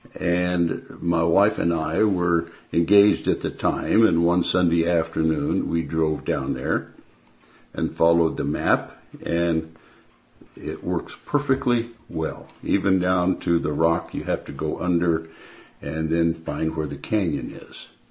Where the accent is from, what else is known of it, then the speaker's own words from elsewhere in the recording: Porterville, California, United States; I was born near Porterville, California